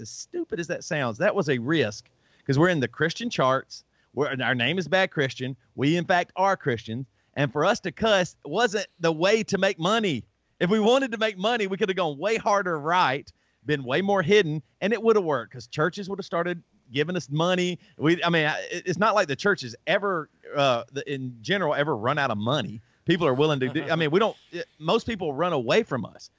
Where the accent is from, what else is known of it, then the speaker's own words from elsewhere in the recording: the South, United States; accent: southern; I grew up in the South